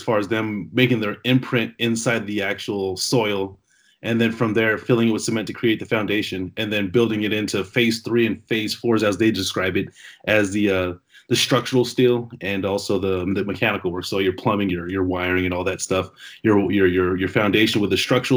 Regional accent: San Jose, California, United States; now in Las Vegas, United States; I'm from San Jose, California, but I actually live in Vegas now

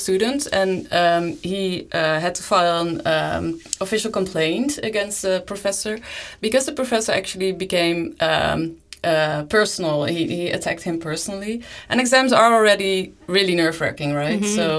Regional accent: Netherlands; moved away; I'm from the Netherlands, and I studied philosophy here in Leuven.

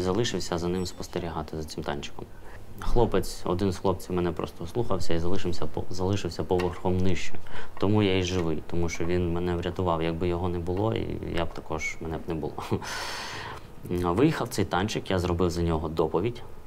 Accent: Oleshky, Kherson Oblast, Ukraine; Родом я, до речі, з Олешок. Раніше місто Цірюпинське воно називалось

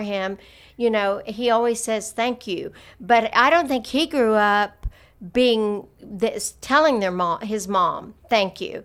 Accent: the South, United States; growing up in the South

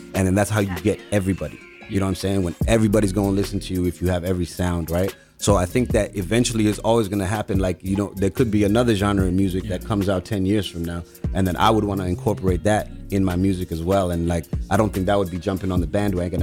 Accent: Zimbabwe; now in Canada; I was born in Zimbabwe, Africa

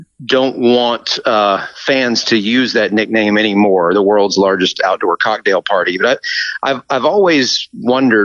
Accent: Mississippi, United States; moved away as an adult; now in Connecticut, United States; even after all these years, I still consider Mississippi my home

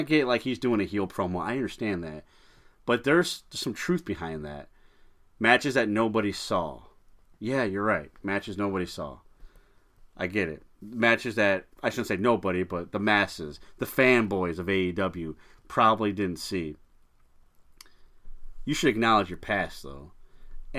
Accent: United States; I've lived in this country my entire life, and I'm proud to say I'm an American citizen

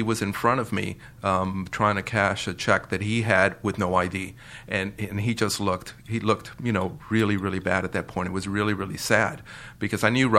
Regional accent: New York, United States; accent: New York; Yeah, because everybody makes fun of my accent.

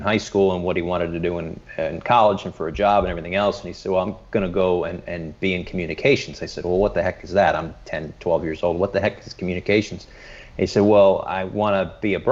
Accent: Bristol, Connecticut, United States; I grew up in Bristol, Connecticut

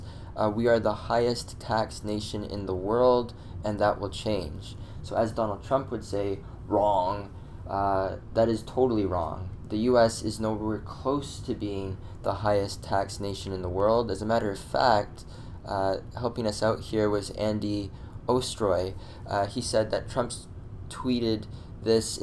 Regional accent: Canada; as a Canadian

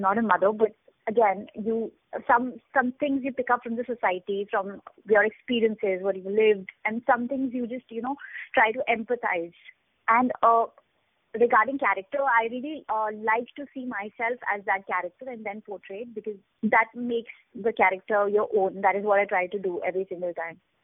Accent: Jammu, Jammu and Kashmir, India; I'm from Jammu. My hometown is Jammu, and I have uh, read Urdu as a kid

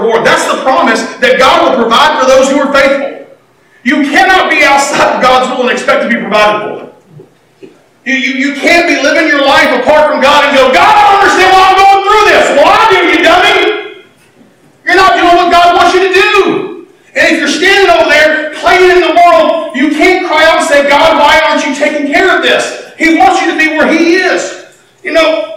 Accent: United States; I'm American

